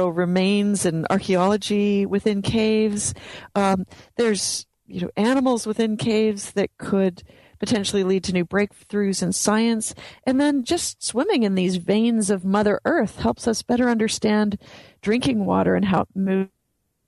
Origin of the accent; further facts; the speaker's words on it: Canada; growing up in Canada